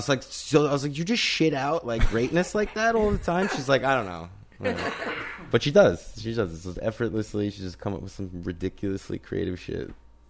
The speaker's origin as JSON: {"language": "English", "region": "New York", "country": "United States", "said": "I'm a New Yorker. I live in a New York"}